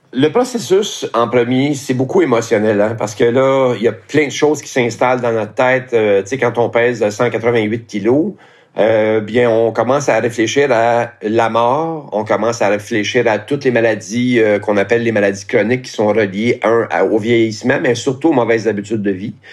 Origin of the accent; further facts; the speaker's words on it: Montreal, Quebec, Canada; also born or lived in Laurentides; je suis né à Montréal, et j'ai vécu à Montréal aussi euh, pendant un certain temps